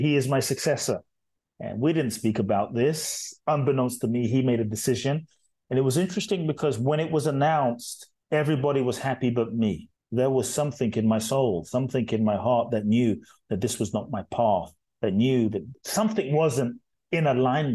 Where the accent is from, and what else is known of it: London, United Kingdom; born or raised there; also born or lived in Ghana